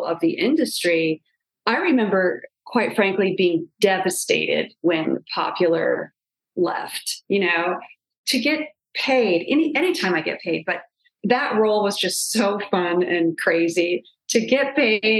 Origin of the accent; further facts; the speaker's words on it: Illinois, United States; moved away as an adult; now in Los Angeles, United States; I was from Illinois